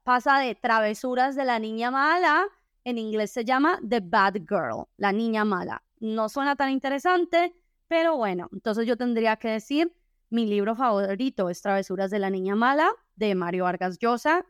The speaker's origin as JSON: {"language": "Spanish", "country": "Colombia", "said": "en mi país, que es Colombia"}